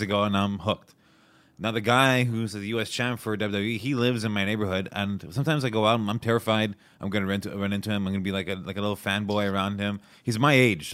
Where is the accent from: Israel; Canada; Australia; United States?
Canada; Montreal, Quebec; also born or lived in Toronto; I'm from Montreal.